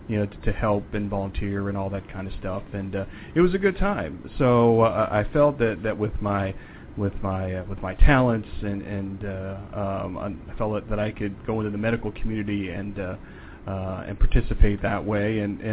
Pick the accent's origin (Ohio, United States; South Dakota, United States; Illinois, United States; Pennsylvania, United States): Ohio, United States; Youngstown; They met here in Youngstown. And they were married at the St. Columba Cathedral. And I was born a year later. And, I grew up here in the Mahoning Valley.